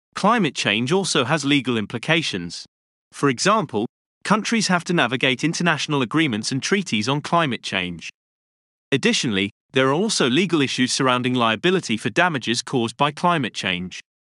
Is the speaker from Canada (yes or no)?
no; London, United Kingdom; Growing up in London